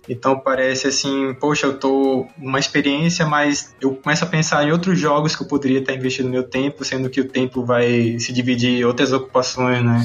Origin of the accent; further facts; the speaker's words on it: Manaus, Amazonas, Brazil; eu sou de Manaus